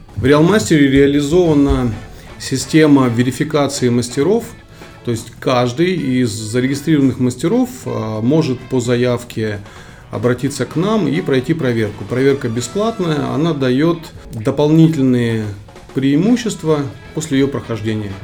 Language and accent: Russian; Kyrgyzstan; moved away; я родом из Солнечной Средней Азии, Республика Киргизия